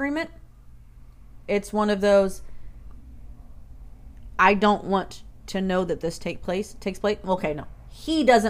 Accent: Arizona, United States; Arizona. I'm from Arizona.

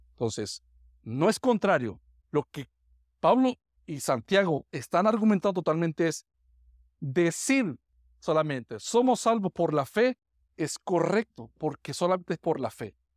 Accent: Táchira, Venezuela; moved away; mi pueblo allá en, en el estado Táchira

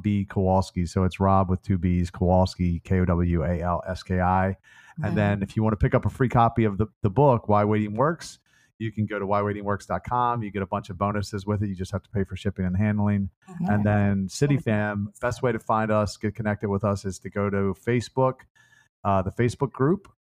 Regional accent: Baltimore, Maryland, United States; I was born and raised in Baltimore

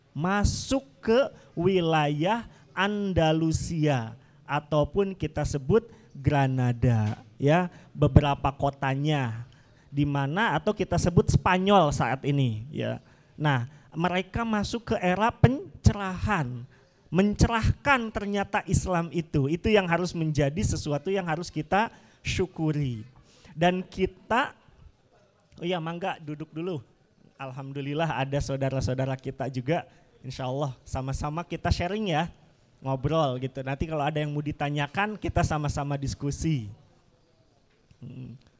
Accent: Sunda, Indonesia; saya juga selaku orang Sunda

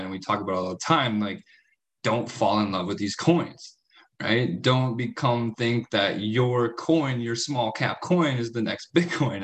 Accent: United States; I'm from the States

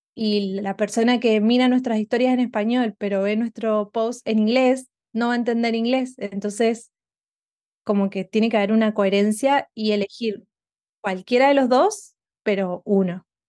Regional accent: Argentina; moved away as an adult; now in Houston, United States; soy una argentina viviendo en Estados Unidos hace um, casi tres años

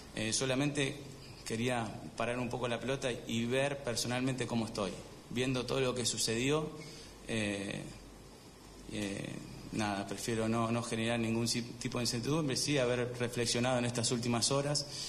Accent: Argentina

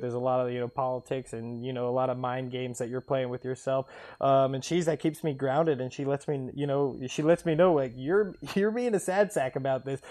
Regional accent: Cincinnati, Ohio, United States; growing up in Cincinnati in the soccer cult

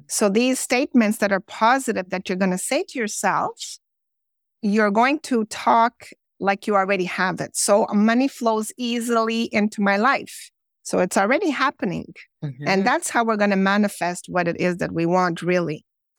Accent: Montreal, Quebec, Canada; born there; Well, basically, I was born in Montreal, Quebec, Canada. I've lived in several different other Canadian provinces as well.

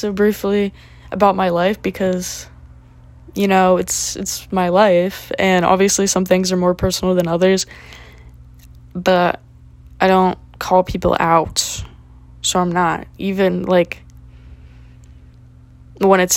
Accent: Florida, United States; also born or lived in Tallahassee; I'm chilling in my hometown

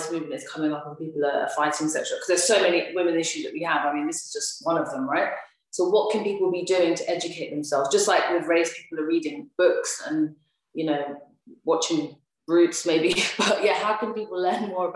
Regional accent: Kenya; I'm from Kenya

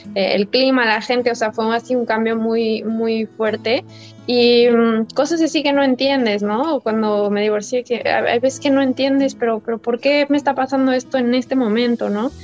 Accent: Mexico; moved away as an adult; also born or lived in United States; me fui de México hace casi tres años

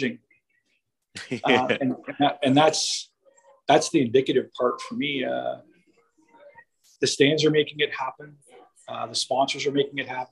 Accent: Canada; being a Canadian race fan

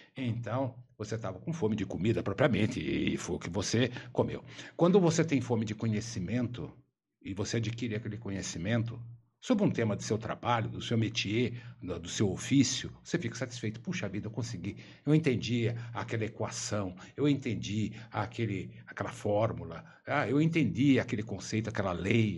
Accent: São Paulo, Brazil; sou paulista

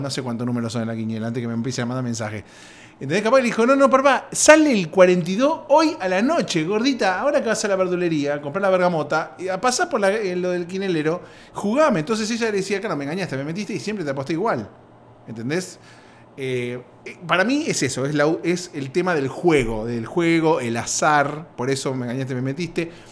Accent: Argentina; moved away; en Argentina, mi país de origen

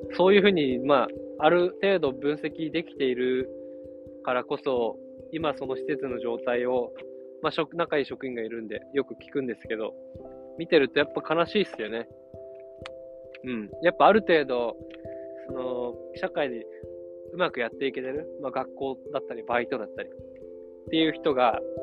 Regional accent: Yamagata, Japan; 俺山形出身

